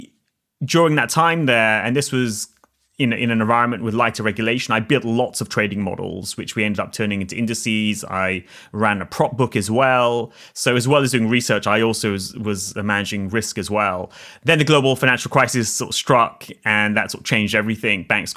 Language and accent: English; Oxford, South East England, United Kingdom; I grew up in Oxford in the UK. But as I always like to tell people, there's two sides to Oxford.